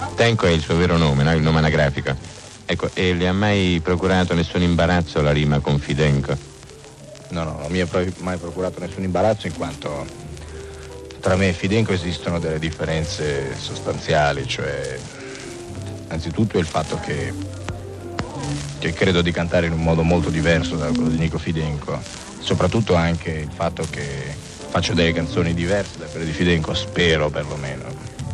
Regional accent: province of Alessandria, Piedmont, Italy; Io sono nato in Piemonte, in provincia di Alessandria.

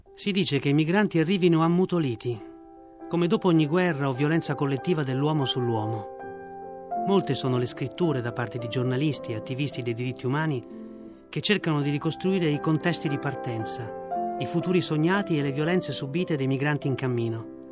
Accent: Mogadishu, Banaadir, Somalia; Italian is a second language; moved away as an adult; also born or lived in Libya; now in Italy; ho deciso di lasciare il mio paese e la mia famiglia. Quando sono partito dalla Somalia

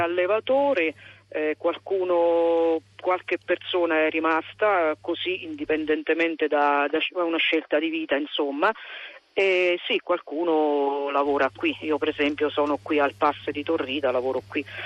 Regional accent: Accumoli, Lazio, Italy; residenti effettivi, quelli che vivevano nel mio paese eh, e nelle frazioni, noi siamo circa 300

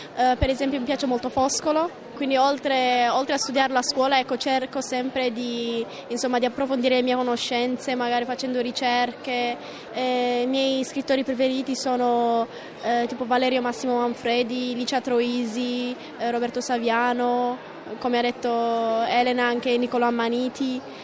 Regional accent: Asmara, Maekel, Eritrea; first language Italian; also born or lived in Florence, Italy; ho passato gran parte della mia vita ad Asmara

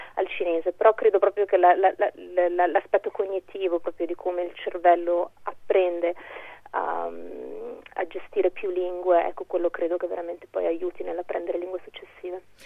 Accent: Trentino-Alto Adige, Italy; io sono cresciuta in Trentino

